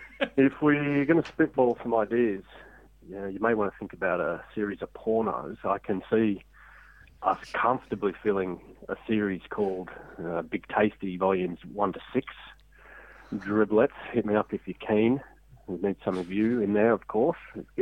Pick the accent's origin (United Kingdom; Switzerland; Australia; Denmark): Australia; Blacktown, New South Wales; I grew up in Blacktown Dot Point